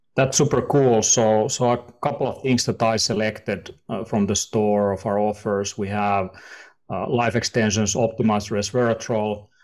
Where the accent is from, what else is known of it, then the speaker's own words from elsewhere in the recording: Finland; We are from the, you know, we are from Finland, and, uh, here in the north